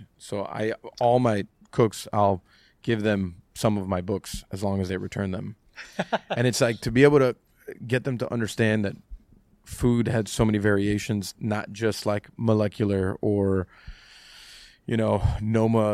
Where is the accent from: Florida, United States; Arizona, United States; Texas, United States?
Florida, United States; Miami; growing up in Miami